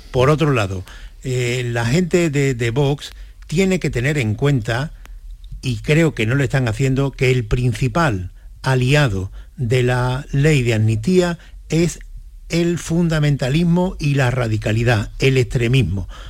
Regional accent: Spain; como españoles

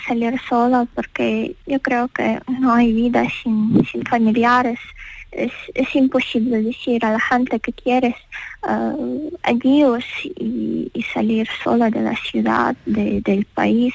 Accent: Ukraine

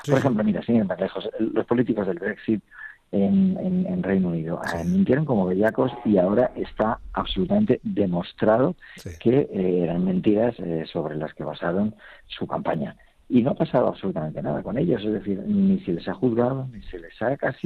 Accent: Logroño, La Rioja, Spain; moved away; en mi tierra, ¿no? donde nací, en Logroño. Y bueno, allí hay tantas, hay otras connotaciones ya familiares y bueno, la referencia desde que era niño

